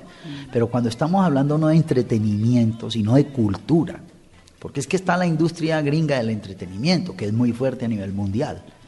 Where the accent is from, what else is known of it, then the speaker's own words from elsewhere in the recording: Colombia; now in France; desde mi éxodo como colombiano por fuera al país